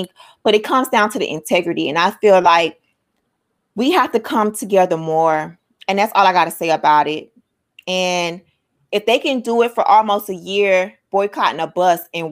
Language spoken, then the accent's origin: English; United States; I'm Black American.